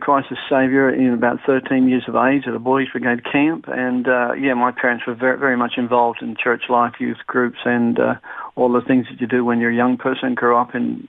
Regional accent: Sydney, New South Wales, Australia; also born or lived in Brisbane; now in Melbourne, Australia; I was born in Sydney, raised in Sydney when I was young. Yeah, that's where I came from, Sydney in the western suburbs area.

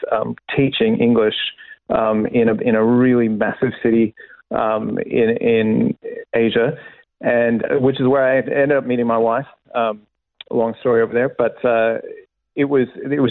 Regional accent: Kentucky, United States; born or raised there; also born or lived in Illinois

